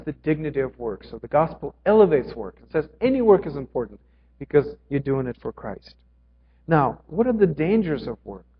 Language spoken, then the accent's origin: English; Ukraine; moved away; I grew up in Ukraine.